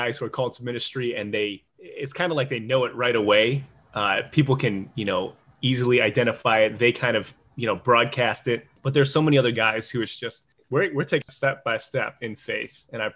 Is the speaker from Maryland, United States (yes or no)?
no; Chicago, Illinois, United States; I grew up in Chicago